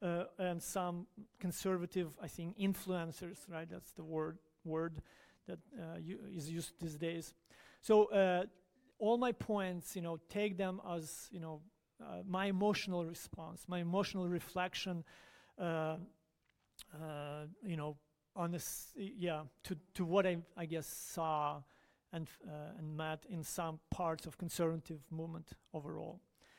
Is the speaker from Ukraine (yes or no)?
yes; Ukraine; born or raised there; moved away as an adult